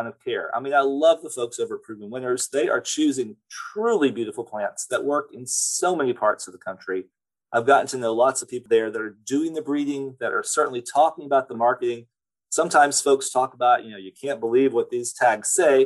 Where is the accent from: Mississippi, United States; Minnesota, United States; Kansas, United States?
Mississippi, United States; moved away; also born or lived in California; I grew up in Mississippi